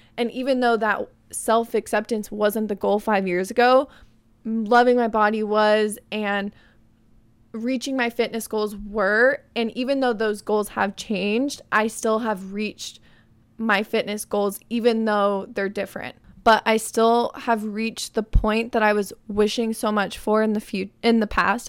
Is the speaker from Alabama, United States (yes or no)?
no; Arizona, United States; moved away; my hometown friends, going to Spin in Arizona